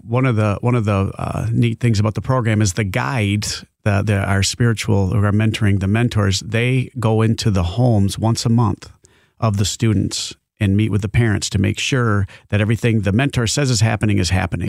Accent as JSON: {"language": "English", "town": "Grandville", "region": "Michigan", "country": "United States", "tie": "born or raised there", "lives_now": "Georgetown Township, United States", "said": "I grew up in the, uh, Granville area"}